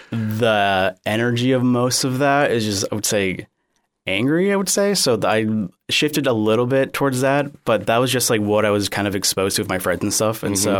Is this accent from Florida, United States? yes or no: yes; Cape Coral, Florida, United States; also born or lived in Miami; So I was born in Miami, but I moved to the Southwest Florida area very shortly after, so I've been here pretty much my entire life, yeah, and I've never lived anywhere else.